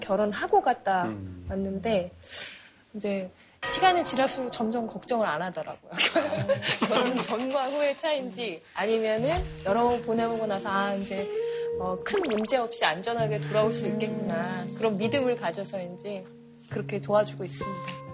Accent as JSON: {"language": "Korean", "country": "South Korea", "said": "제가 한국 사람이니까"}